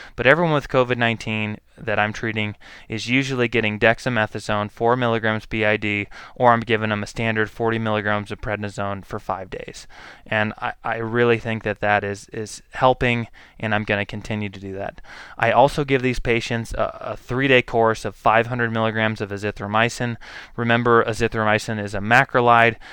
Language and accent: English; United States; also born or lived in Boise, Idaho; as an American people